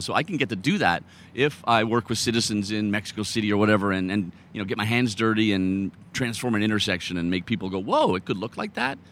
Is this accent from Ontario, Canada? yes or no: no; Calgary, Alberta, Canada; now in Denmark; I live in Denmark, but I grew up in Calgary